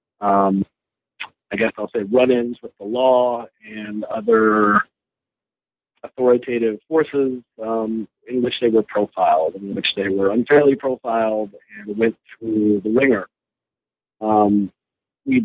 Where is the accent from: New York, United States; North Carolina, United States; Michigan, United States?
North Carolina, United States; moved away as an adult; also born or lived in Los Angeles, California / Ohio / Virginia; now in Connecticut, United States; I was born in Los Angeles, California in the 70s, migrated to North Carolina with my family in the late 70s, grew up there in the kind of mid-south in North Carolina